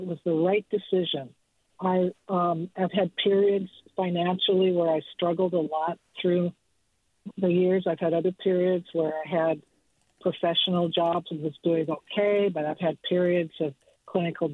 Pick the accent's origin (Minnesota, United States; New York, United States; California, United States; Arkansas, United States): Minnesota, United States; moved away as an adult; also born or lived in Aspen, Colorado; now in Point Richmond, United States; I'm originally from Minnesota.